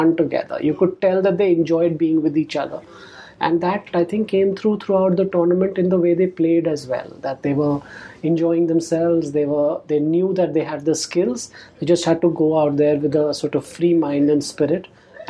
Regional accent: Delhi, India; growing up in Delhi in the 80s, I was born in 1975

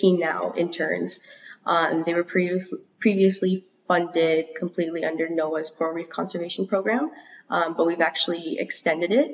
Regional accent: Saipan, Northern Mariana Islands; I'm from Sinamai, Commonwealth of the Northern Mariana Islands, specifically the island of Saipan

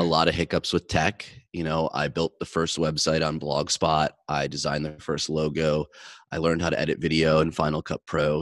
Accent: Midwest, United States; growing up in the Midwest from a blue collar background

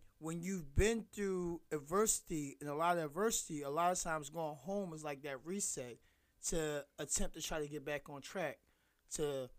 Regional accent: the South, United States; I'm from the South.

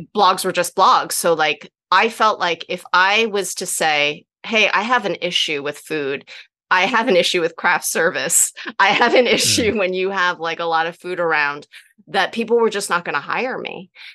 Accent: New Jersey, United States; i grew up in New Jersey

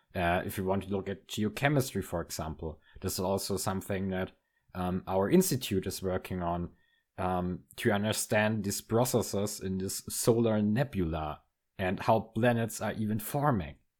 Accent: near Munich, Bavaria, Germany; moved away as an adult; now in Münster, Germany; Munich is very close to my hometown.

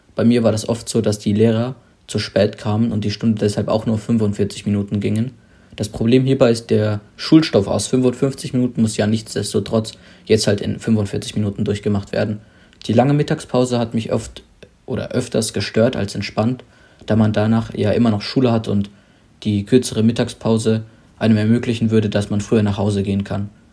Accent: Germany; ich komme aus Deutschland

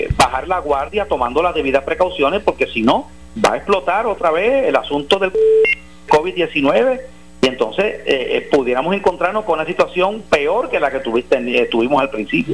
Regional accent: Puerto Rico; los ciudadanos estadounidenses en Puerto Rico, que somos ciudadanos americanos

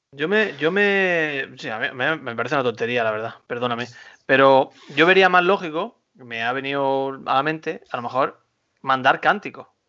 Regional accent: Güéjar Sierra, Andalusia, Spain; now in Almería, Spain; en mi pueblo, en Huejar Sierra

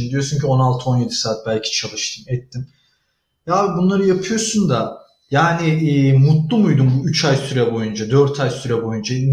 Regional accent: Turkey; ben orada bir Türk'üm. Aslında foreign'im yani yabancıyım ben orada.

